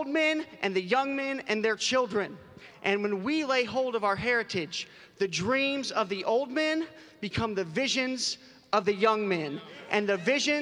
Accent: Southern Appalachia, United States; I am from Southern Appalachia

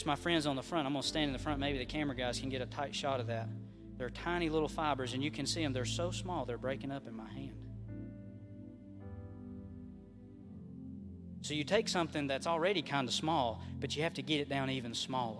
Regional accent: Southern Highlands, United States; I'm from the Southern Highlands

